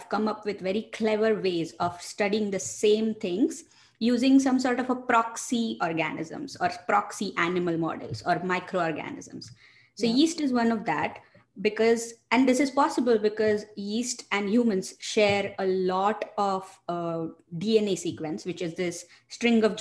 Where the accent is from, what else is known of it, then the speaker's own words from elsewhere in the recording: India; moved away as an adult; also born or lived in Michigan, United States; now in United States; I'm originally from India. I did my bachelor's and master's training from India. And then I moved to the United States for my grad school